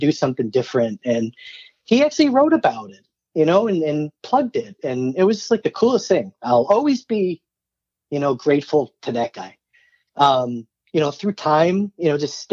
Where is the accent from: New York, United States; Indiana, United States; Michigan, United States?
New York, United States; Hamburg; also born or lived in College Park, Maryland; I grew up in Hamburg, New York